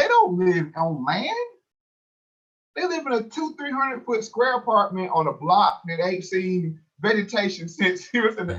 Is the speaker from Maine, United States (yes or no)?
no; Durham, North Carolina, United States; born or raised there